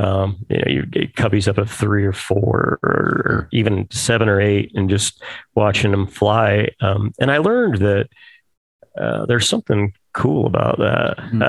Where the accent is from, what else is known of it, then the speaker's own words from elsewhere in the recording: Clinton, Utah, United States; Yeah. Clinton, Utah.